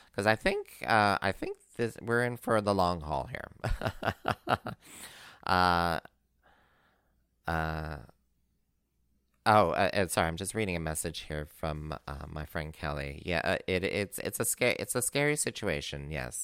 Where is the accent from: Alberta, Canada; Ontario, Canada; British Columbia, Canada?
Ontario, Canada; Northern; moved away; I'm originally from Northern Ontario